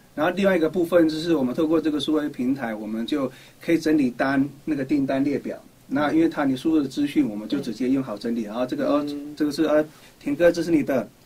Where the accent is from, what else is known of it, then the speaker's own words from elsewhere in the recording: Taoyuan, Taiwan; 我是来自桃园复兴区学院闹部落的